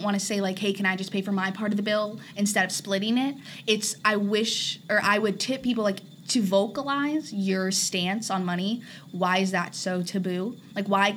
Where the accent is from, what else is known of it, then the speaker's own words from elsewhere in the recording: Arizona, United States; moved away; also born or lived in Orange County, California; I'm from Arizona